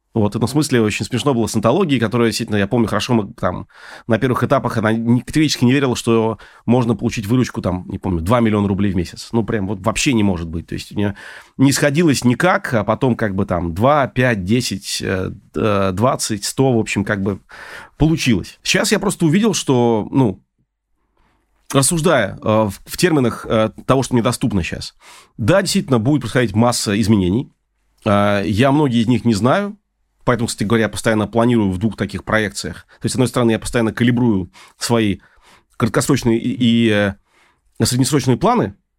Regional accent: Saint Petersburg, Russia; moved away as an adult; now in Moscow, Russia; я хотя петербуржец, но последние двенадцать лет я в Москве

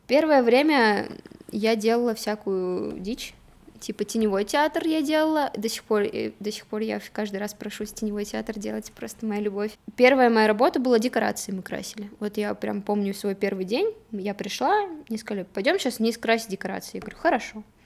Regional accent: Nikel, Murmansk Oblast, Russia; В итоге мы переехали с Никеля, я сама из Никеля

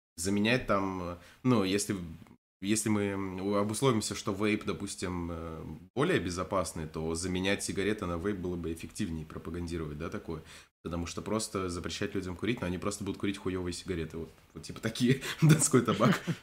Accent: Krasnodar Krai, Russia; Я не с Дона, конечно, но не слишком далеко оттуда. Если так уж интересно, я из Краснодарского края.

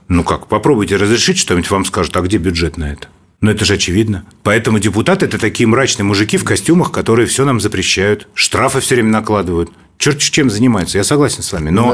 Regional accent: Moscow, Russia; Я родился и вырос в Москве. Я коренной москвич.

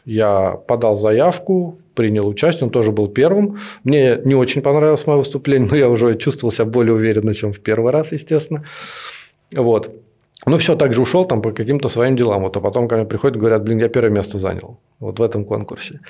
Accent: Nekrasovsky, Moscow Oblast, Russia; я жил не в Москве, это примерно 20 километров э, на север. А у нас там был небольшой поселок

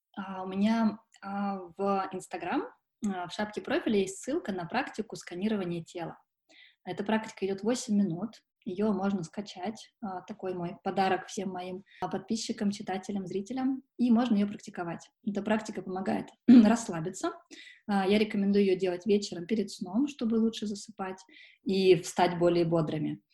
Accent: Sochi, Krasnodar Krai, Russia; now in Moscow, Russia; Периодически я езжу за солнцем в Сочи, это мой родной город

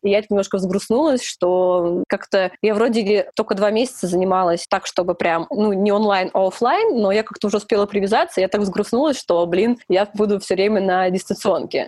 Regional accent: Volgograd, Volgograd Oblast, Russia; moved away as an adult; also born or lived in Moscow; now in Saint Petersburg, Russia; я переезжала из Волгограда

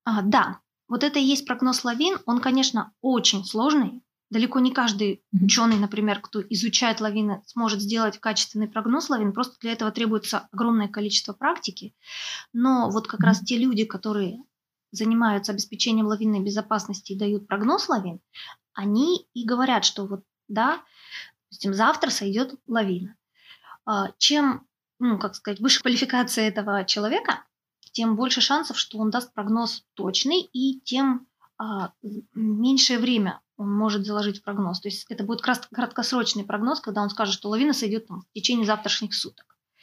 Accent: Sakhalin Oblast, Russia; у нас, например, на Сахалине

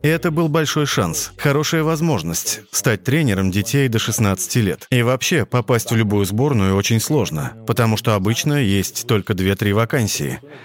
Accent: Catalonia, Spain; moved away as an adult; also born or lived in Barcelona; now in China; Я из Каталонии

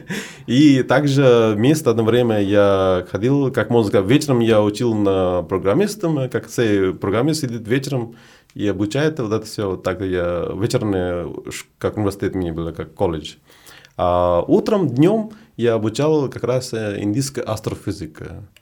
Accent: Prayagraj, Uttar Pradesh, India; Russian is a second language; moved away as an adult; also born or lived in Varanasi / Moscow / Saint Petersburg; now in Russia; я из Варанаси, но это не совсем как мое место рождения. Рядом, рядом Варанаси, недалеко от Варанаси.

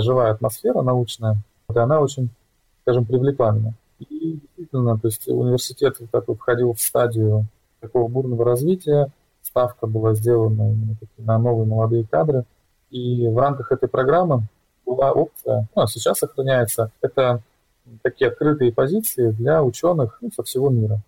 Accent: Vladivostok, Primorsky Krai, Russia; в то время, когда я там рос, это 90-е годы, начало нулевых, тогда в России

